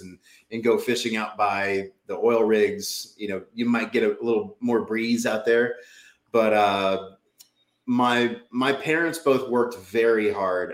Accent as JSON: {"language": "English", "town": "New Orleans", "region": "Louisiana", "country": "United States", "tie": "born or raised there", "also_born_or_lived": "Utah", "moved": "yes", "lives_now": "New England, United States", "said": "I grew up in New Orleans, Louisiana"}